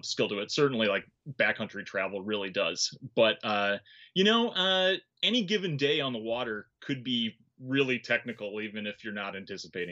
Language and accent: English; Milwaukee, Wisconsin, United States; moved away; I grew up like right on Lake Michigan